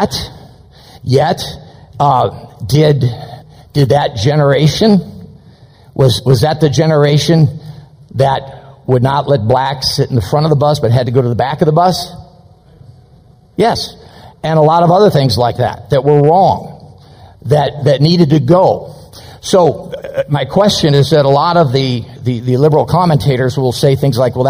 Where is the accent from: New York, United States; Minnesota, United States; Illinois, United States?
Illinois, United States; Chicago suburbs; I was born in Chicago. But by the time I was about 6 years old, my folks moved us out to the suburbs